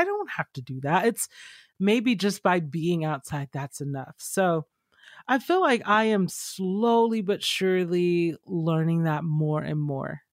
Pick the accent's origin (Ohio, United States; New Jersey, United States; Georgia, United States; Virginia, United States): Georgia, United States; I grew up in Georgia